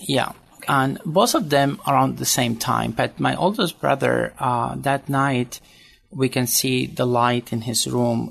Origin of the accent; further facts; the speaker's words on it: Sudan; moved away; also born or lived in Syria (ancestry); I was born in Sudan and uh, but to a Catholic family